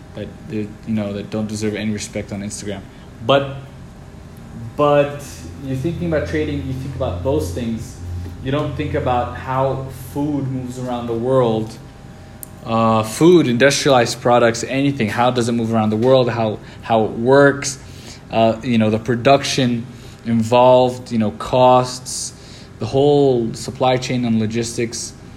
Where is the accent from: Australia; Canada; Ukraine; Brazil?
Brazil; also born or lived in New York, United States / Lebanon; I was born in the United States, in New York, raised in in Lebanon and in Brazil. I spent a few years in Lebanon and spent 10 years in Brazil.